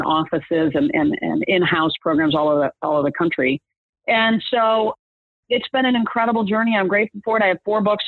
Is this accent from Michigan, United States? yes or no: yes; Michigan, United States; moved away as an adult; now in Atlanta, United States; I grew up in Michigan